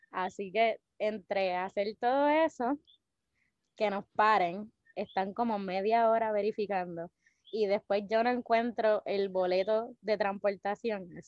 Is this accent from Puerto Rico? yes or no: yes; Naguabo, Puerto Rico; de Nahuabo, Puerto Rico, para el mundo.